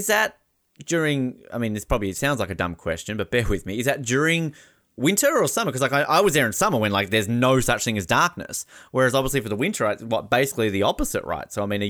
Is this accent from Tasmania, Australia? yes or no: yes; Tasmania, Australia; I'm from Tasmania. We're a very hilly state.